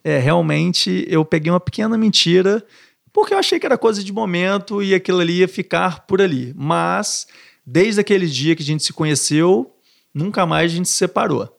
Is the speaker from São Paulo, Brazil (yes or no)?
no; Minas Gerais, Brazil; moved away as an adult; also born or lived in Niterói; now in Rio de Janeiro, Brazil; Um mineiro do interior vindo para uma cidade grande, com medo, com insegurança